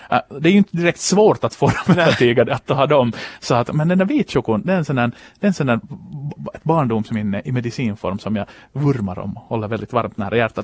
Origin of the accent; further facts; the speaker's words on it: Finland; en finlandssvensk sportjournalist från kusten